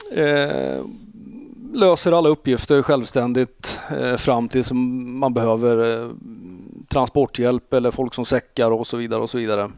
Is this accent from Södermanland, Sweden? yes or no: yes; Eskilstuna, Södermanland, Sweden; moved away as an adult; also born or lived in Växjö; now in Stockholm, Sweden; jag är från Eskilstuna